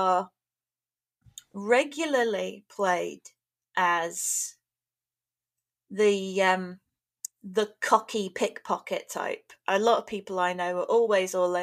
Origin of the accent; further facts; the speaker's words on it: London, United Kingdom; moved away; I grew up in London, or near London.